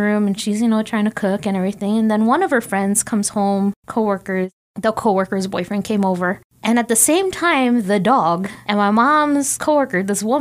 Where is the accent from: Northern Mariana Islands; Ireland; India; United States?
Northern Mariana Islands; I was born in Saipan. I'm Saipanese by birth.